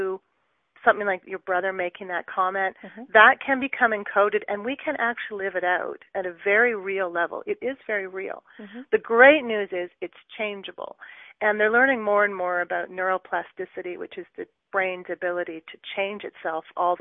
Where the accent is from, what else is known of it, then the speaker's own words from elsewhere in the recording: Brampton, Ontario, Canada; moved away as an adult; also born or lived in Ottawa / Edmonton / Calgary; now in Waterloo, Canada; I was actually born and raised in the Brampton, Mississauga area